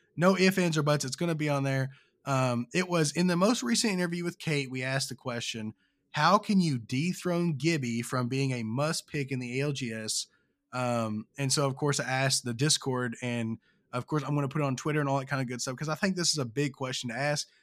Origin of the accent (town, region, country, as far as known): Kentucky, United States; born or raised there